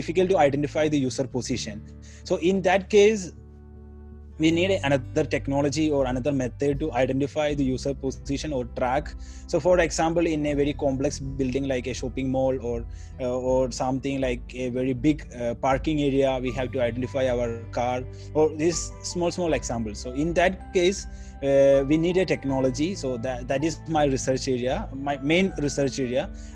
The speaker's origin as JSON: {"language": "English", "region": "Kerala", "country": "India", "first_language": "Malayalam", "second_language": "English", "moved": "as an adult", "lives_now": "South Korea", "said": "from south side, like our language, my mother tongue Malayalam"}